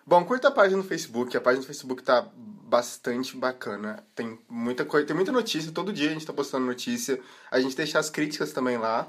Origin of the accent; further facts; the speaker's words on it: Passos, Minas Gerais, Brazil; now in Curitiba, Brazil; eu sou de Passos, mas minha, minha, cidade é mais. A minha família é mais interior ainda de Minas.